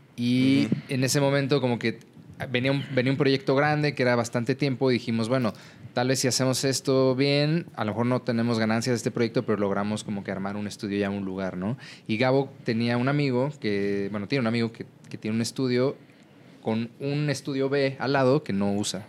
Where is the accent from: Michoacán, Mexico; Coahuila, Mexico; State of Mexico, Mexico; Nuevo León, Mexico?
State of Mexico, Mexico; moved away as an adult; now in Mexico City, Mexico; yo viví pues, toda mi adolescencia en el Estado de México y vine a la Ciudad de México a pues de regreso porque nací aquí